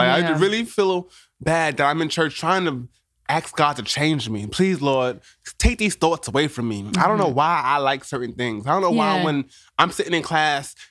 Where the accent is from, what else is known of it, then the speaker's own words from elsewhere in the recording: New York City, New York, United States; I'm born and raised in New York City.